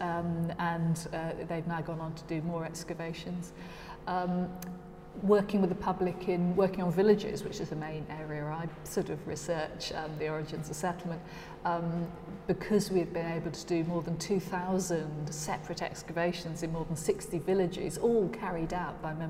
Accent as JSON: {"language": "English", "area": "South Norfolk", "region": "East of England", "country": "United Kingdom", "tie": "born or raised there", "said": "I was brought up in South Norfolk, on a farm"}